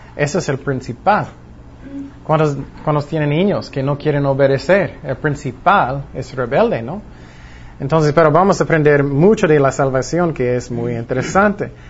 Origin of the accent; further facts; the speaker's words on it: Long Beach, California, United States; yo nací en Long Beach, California